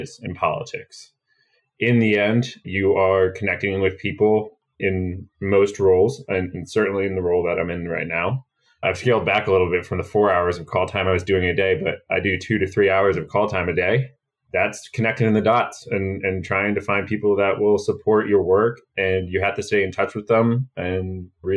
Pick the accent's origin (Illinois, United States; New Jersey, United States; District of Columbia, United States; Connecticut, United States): New Jersey, United States; New Vernon; also born or lived in Boston; I grew up in the suburbs of New York in New Jersey in a small town called New Vernon